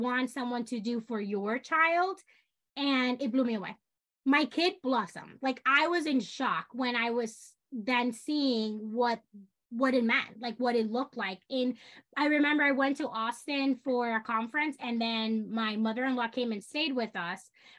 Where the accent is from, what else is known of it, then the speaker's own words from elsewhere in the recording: Dominican Republic; now in New York, United States; I am Hispanic. I grew up in the Dominican Republic.